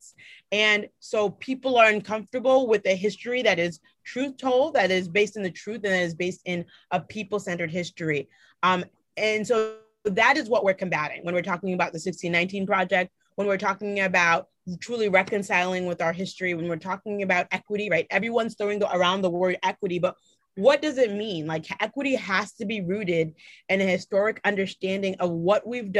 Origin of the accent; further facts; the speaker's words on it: Boston, Massachusetts, United States; I grew up in Mattapan, right? Which is a, folks consider that to be like the blackest neighborhood in the city of Boston